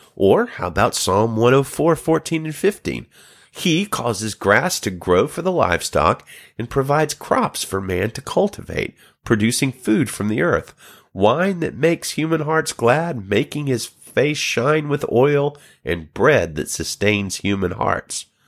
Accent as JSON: {"language": "English", "country": "United States", "said": "the United States, my home country"}